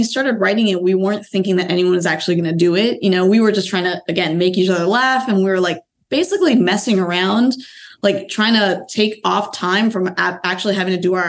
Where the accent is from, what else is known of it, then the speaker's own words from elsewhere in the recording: outside of Boston, Massachusetts, United States; also born or lived in Bloomington, Indiana; I was born in Indiana, Bloomington, Indiana. My parents went to IU, Hoosiers go Hoosiers. But I was raised, our family moved to just outside of Boston. So I grew up outside of Boston.